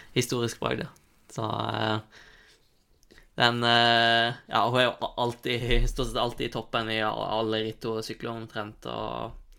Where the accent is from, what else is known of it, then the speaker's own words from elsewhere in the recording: Osterøy, Vestland, Norway; moved away; hjemme på Osterøy